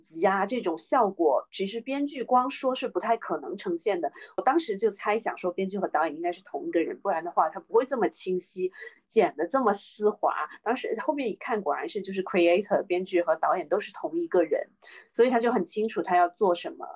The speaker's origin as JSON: {"language": "Chinese", "country": "China", "said": "我们中国人过年，就是妈妈做的菜"}